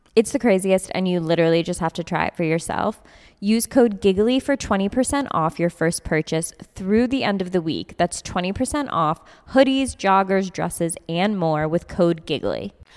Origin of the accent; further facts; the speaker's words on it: Albany, New York, United States; I'm Italian and from Albany